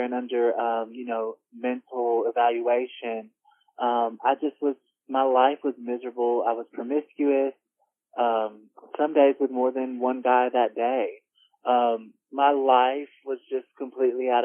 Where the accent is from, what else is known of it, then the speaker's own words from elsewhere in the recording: Royston, Georgia, United States; I'm from Royston, Georgia.